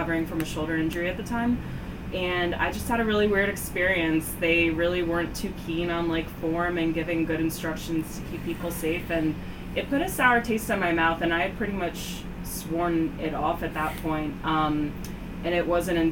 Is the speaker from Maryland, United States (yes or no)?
yes; Baltimore, Maryland, United States; I am born and raised in Baltimore